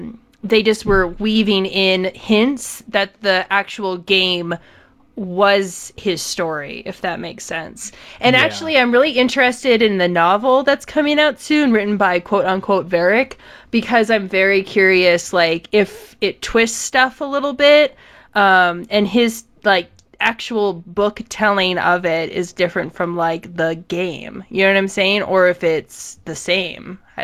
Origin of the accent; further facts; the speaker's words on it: United Kingdom; I'm British, and here's the lore.